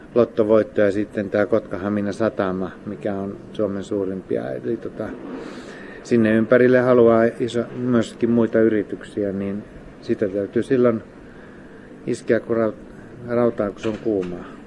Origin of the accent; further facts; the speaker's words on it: Lappeenranta, South Karelia, Finland; now in Hamina, Finland; Mä oon Lappeenrannasta kotoisin